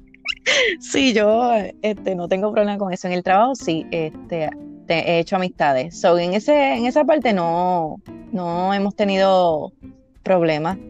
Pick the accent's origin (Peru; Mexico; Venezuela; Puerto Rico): Puerto Rico; Villalba; moved away as an adult; now in Central Florida, United States; yo soy de Villalba, Villalba, Puerto Rico. Eh, me crié en el campo, como decimos nosotros, y ahora mismo estoy en Florida, en la Florida Central específicamente.